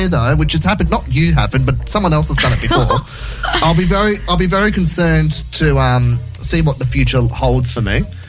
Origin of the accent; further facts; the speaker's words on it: Sydney, New South Wales, Australia; also born or lived in Central Coast, New South Wales; now in Gosford, Australia; I grew up in Sydney, lived in Sydney for 10 years, been on the coast for 12.